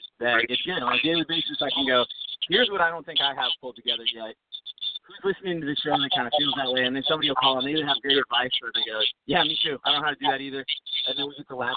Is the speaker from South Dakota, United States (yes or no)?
yes; Sioux Falls, South Dakota, United States; now in Nashville, United States; my hometown of Sioux Falls, South Dakota